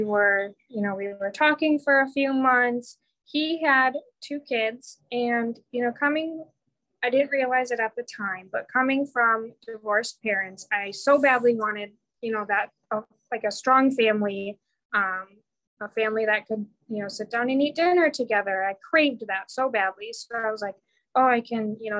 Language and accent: English; Michigan, United States; moved away as an adult; also born or lived in Marquette, Michigan / Kingsford, Michigan; now in Florida, United States; I am from Michigan. Isabel and I went to all the way back to elementary school together